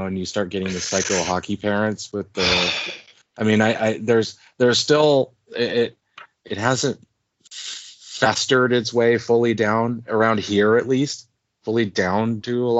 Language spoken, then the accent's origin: English; Washington, United States; moved away as an adult; also born or lived in Maryland; I was born and raised in Washington